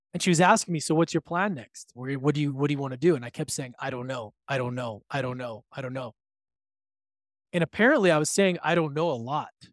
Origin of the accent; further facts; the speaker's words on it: Edmonton, Alberta, Canada; moved away; visiting with my mom in my hometown of Edmonton, Alberta